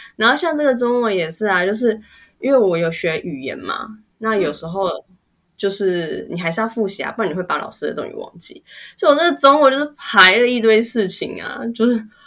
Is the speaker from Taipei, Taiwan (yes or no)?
yes; Taipei, Taiwan; 我从小在，就在公馆那附近长大啊